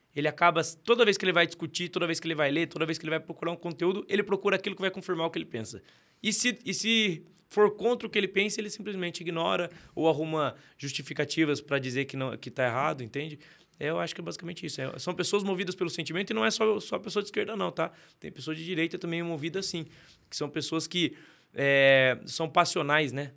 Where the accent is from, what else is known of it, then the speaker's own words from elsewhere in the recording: Sorocaba, São Paulo, Brazil; also born or lived in São José dos Campos; eu nasci em Sorocaba, mas com 11 anos mudei para São José dos Campos